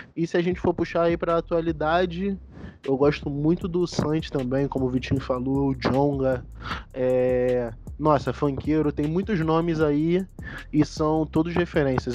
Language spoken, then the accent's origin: Portuguese; São João de Meriti, Rio de Janeiro, Brazil; moved away as an adult; also born or lived in Niterói; Nascido e criado na cidade de São João de Meriti, na Baixada Fluminense.